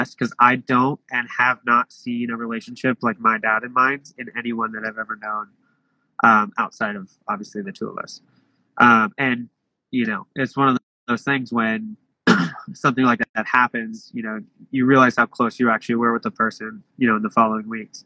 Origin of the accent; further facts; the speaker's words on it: Portland, Oregon, United States; moved away; I'm originally from Portland, Oregon